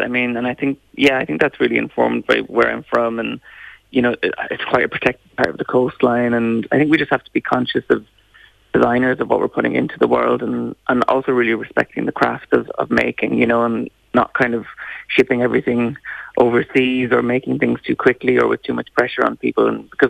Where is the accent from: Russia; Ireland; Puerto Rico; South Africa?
Ireland; Ulster; because we're from Art Cavan and the countryside, so I'm very sort of into sustainability